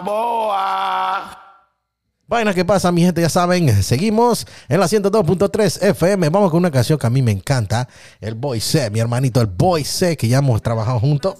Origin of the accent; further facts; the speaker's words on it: Panama; yo soy de Panamá